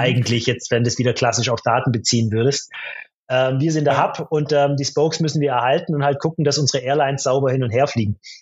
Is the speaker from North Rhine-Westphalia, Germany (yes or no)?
no; Stuttgart area, Baden-Württemberg, Germany; ich komme ja aus der Stuttgarter Gegend